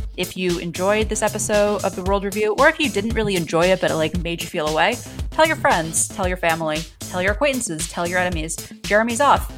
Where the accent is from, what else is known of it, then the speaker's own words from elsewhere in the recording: New York, United States; now in Washington, D.C., United States; As a New Yorker living in DC